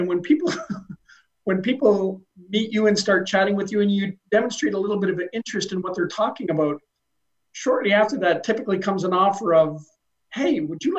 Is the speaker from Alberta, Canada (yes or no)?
no; Niagara region, Ontario, Canada; moved away as an adult; now in Brantford, Canada; I'm originally from the Niagara region.